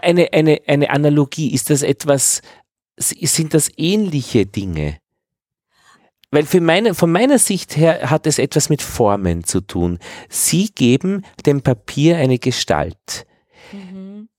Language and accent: German; Upper Austria, Austria; meinem Heimatort in Oberösterreich